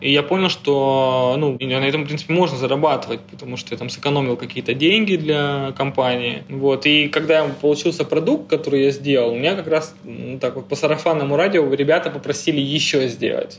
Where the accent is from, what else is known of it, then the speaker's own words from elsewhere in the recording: Rostov-on-Don, Rostov Oblast, Russia; moved away as an adult; now in Moscow, Russia; я из Ростова-на-Дону